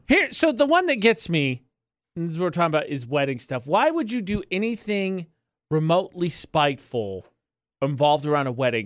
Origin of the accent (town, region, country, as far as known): United States